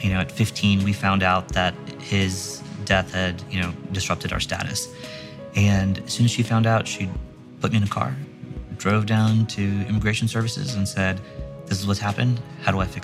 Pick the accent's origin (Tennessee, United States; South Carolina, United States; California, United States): South Carolina, United States; moved away as an adult; also born or lived in West Africa / New York; now in Boston, United States; Came to South Carolina when I was 9. And, you know, South Carolina's home